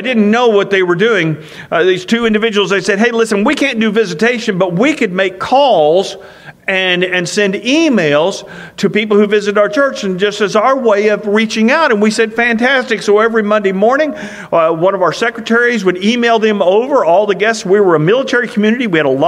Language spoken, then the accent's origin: English; Marceline, Missouri, United States; moved away as an adult; my hometown of Marceline, Missouri